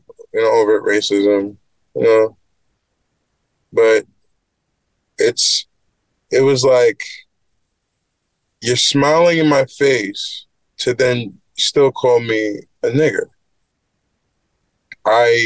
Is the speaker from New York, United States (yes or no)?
yes; Great Neck, New York, United States; growing up in Great Neck